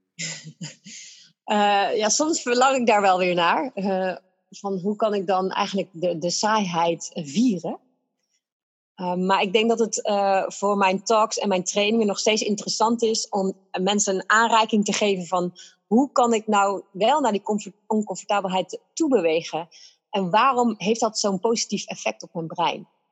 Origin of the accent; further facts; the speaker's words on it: Netherlands; wij zijn Nederlanders